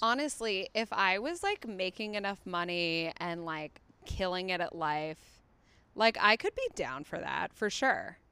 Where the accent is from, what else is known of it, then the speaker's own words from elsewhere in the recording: Chicago, Illinois, United States; moved away as an adult; also born or lived in East Coast / Australia / England; now in Los Angeles, United States; second grade, Chicago on until I moved here